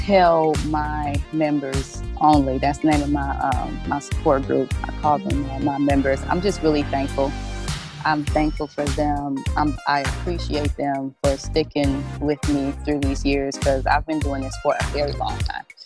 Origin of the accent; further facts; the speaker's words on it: Detroit, Michigan, United States; i'm from detroit